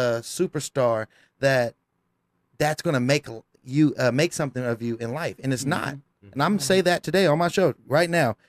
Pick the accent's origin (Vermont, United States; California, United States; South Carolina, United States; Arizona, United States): California, United States; now in Las Vegas, United States; I come from California where education is key